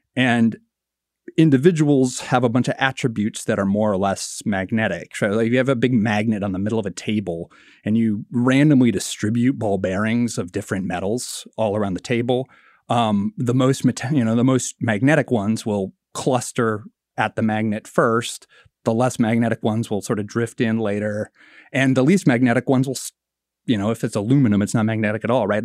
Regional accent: Marshalltown, Iowa, United States; my hometown, Marshalltown, Iowa

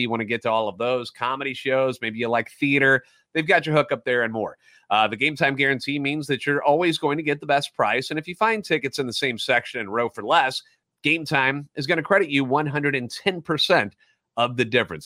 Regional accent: St. Louis, Missouri, United States; Born and raised in the Loop, and a lifetime Cardinals fan

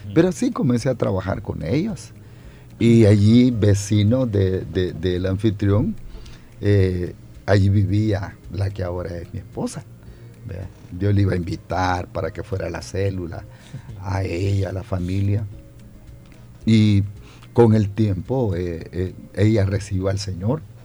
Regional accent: San Rafael Cedros, Cuscatlán, El Salvador; moved away as an adult; also born or lived in Santa Ana, El Salvador; now in San Salvador, El Salvador; soy santaneco de nacimiento, me crié en San Rafael Cedro del departamento de Cuscatlán

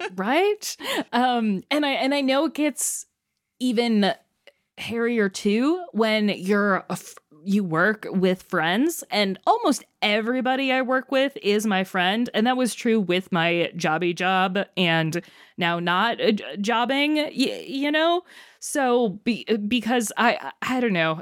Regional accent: Chicago, Illinois, United States; my hometown of Chicago

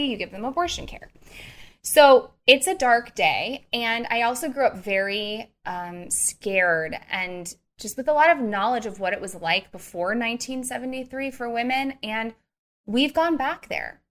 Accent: Missouri, United States; I'm also from Missouri, which is one of the strictest states

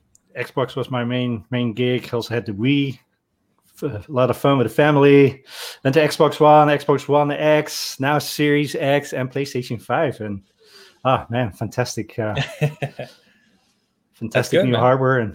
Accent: Netherlands; growing up in the Netherlands

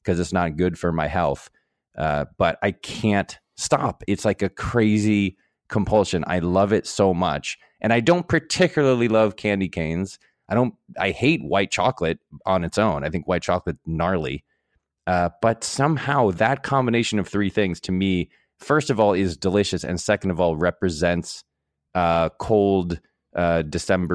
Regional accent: New England, United States; I'm from the part of the country where this was invented, man. I'm from New England.

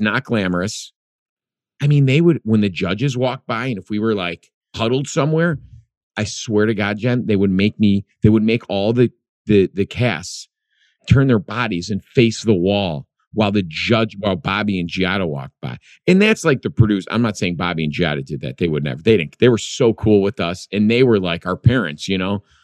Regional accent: Chicago, Illinois, United States; I grew up in Chicago, the Midwest.

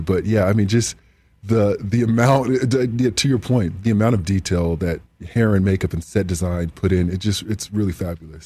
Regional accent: Southern California, United States; growing up in Southern Southern California

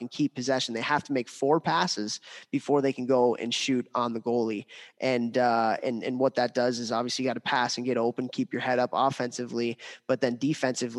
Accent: United States; as an American that loves hockey, as an American that loves World Juniors

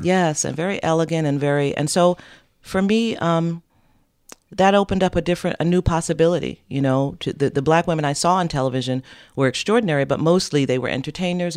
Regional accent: New York City, New York, United States; I'm a New Yorker, born and raised

